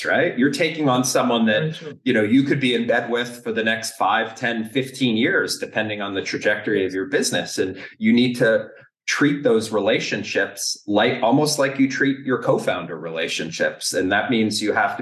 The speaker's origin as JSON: {"language": "English", "country": "United States", "also_born_or_lived": "Canada / Germany", "moved": "yes", "said": "an American that has built companies in Canada and Germany and the US"}